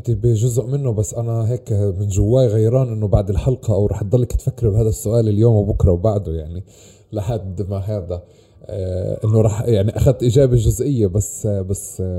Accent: Palestine; ورا انه انا كوني فلسطيني آه، ورا انه ولدنا نحب فلسطين

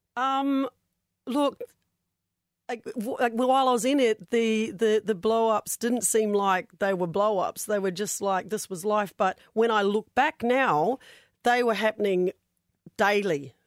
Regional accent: New Zealand; now in Australia; I'm from New Zealand

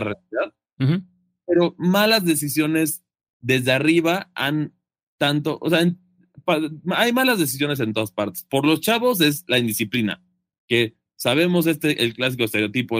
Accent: Mexico; siendo mexicano

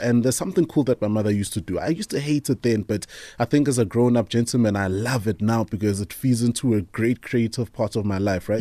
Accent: Tembisa, Gauteng, South Africa; I grew up in the Thembisa area

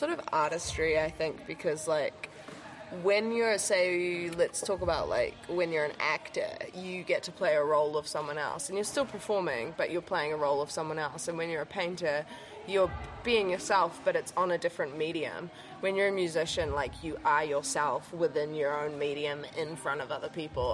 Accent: Whanganui, Manawatū-Whanganui, New Zealand; I grew up in Whanganui

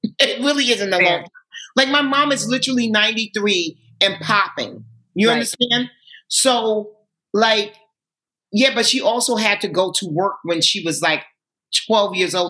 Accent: New York City, New York, United States; when I grew up in Harlem, in my most formative years, like think about elementary, junior high

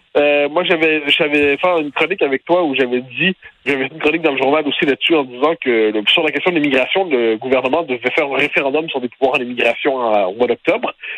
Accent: Quebec, Canada; j'ai été élevé vraiment dans, dans le Québec national moderne

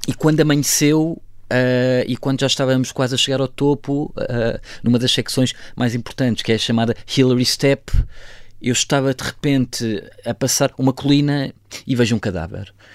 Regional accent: Almeida, Centro, Portugal; also born or lived in Tehran / Lisbon / Kathmandu; nós somos da zona da Almeida

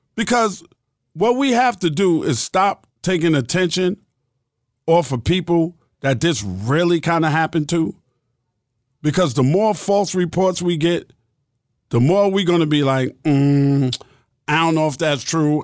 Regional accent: New York City, New York, United States; I was born and raised in New York City

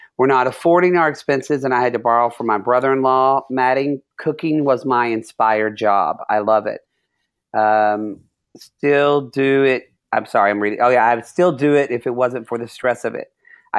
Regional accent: Oklahoma, United States; also born or lived in California; because I'm from Oklahoma and from California, so I have people on all sides.

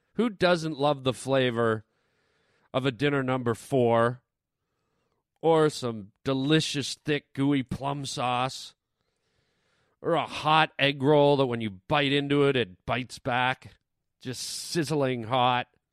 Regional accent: Canada; I'm Canadian

